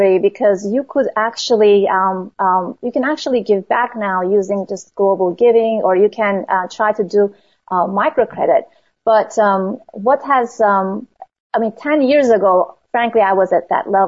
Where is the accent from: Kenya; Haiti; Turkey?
Turkey; moved away as an adult; now in United States; I grew up in Turkey and I came to Mount Holyoke College as an 18-year-old